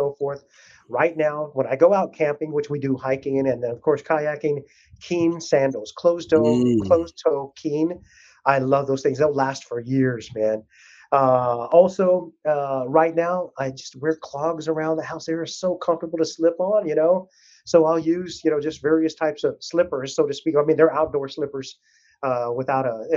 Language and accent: English; South Texas, United States; I grew up down in South Texas